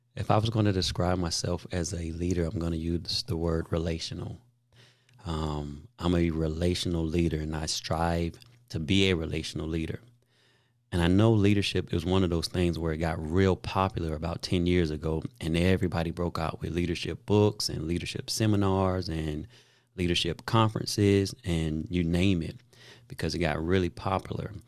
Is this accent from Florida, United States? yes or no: yes; Daytona Beach, Florida, United States; where I grew up in Daytona Beach